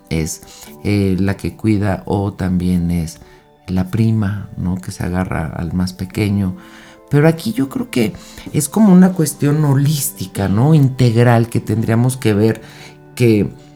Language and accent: Spanish; Mexico; En México, que es de donde yo soy